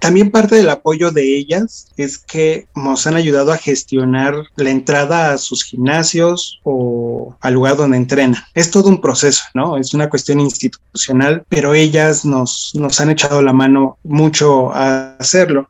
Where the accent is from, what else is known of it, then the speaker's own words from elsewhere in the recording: Mexico City, Mexico; en el caso de la Ciudad de México, que es donde, de donde soy